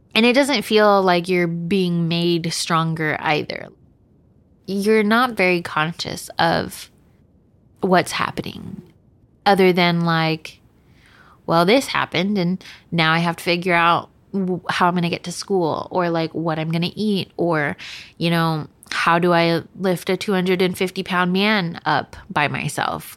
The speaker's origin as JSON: {"language": "English", "region": "Texas", "country": "United States", "tie": "born or raised there", "said": "I was born in Texas"}